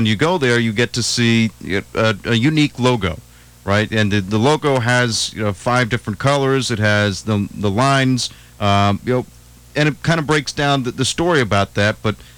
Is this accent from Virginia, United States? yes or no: no; New Jersey, United States; I grew up over in New Jersey